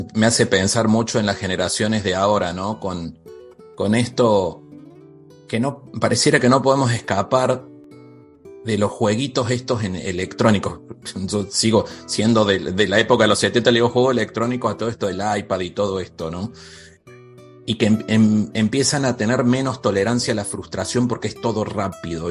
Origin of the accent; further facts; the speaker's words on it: Córdoba, Argentina; yo soy de Argentina, de Córdoba